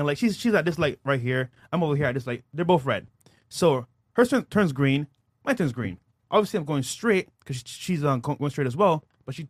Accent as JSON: {"language": "English", "country": "Barbados", "said": "I'm from Barbados"}